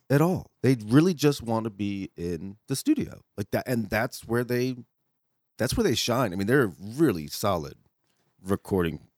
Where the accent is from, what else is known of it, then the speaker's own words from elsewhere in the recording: Connecticut, United States; I was growing up in Connecticut